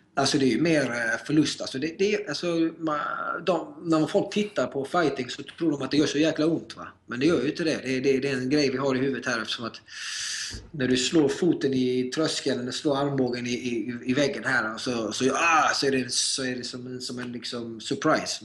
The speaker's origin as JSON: {"language": "Swedish", "country": "Sweden", "tie": "born or raised there", "moved": "as an adult", "lives_now": "United States", "said": "jag är född och uppvuxen i Sverige och Sverige kommer alltid vara mitt hem"}